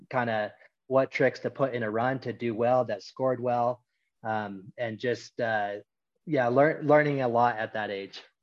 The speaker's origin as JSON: {"language": "English", "town": "Mammoth Lakes", "region": "California", "country": "United States", "tie": "born or raised there", "said": "I grew up here in Mammoth Lakes."}